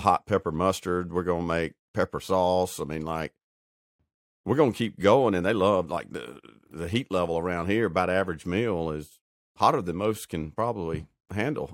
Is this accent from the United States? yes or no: yes; Alabama, United States; growing up in Alabama